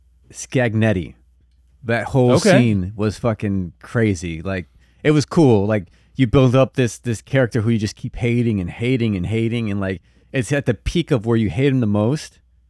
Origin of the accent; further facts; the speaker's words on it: Tlaquiltenango, Morelos, Mexico; I'm from Morelos. Tlaquitenango.